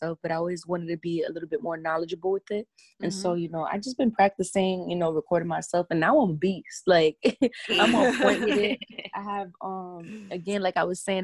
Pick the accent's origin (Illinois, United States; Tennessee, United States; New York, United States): New York, United States; New York City; I'm Dominican, and, you know, I grew up in the Bronx